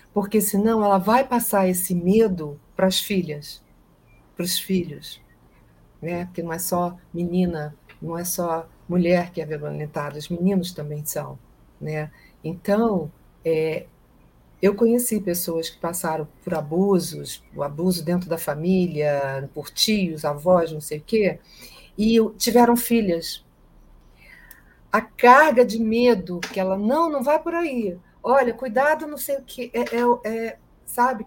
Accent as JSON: {"language": "Portuguese", "country": "Brazil", "tie": "born or raised there", "said": "o meu país, onde eu nasci, o país que eu amo"}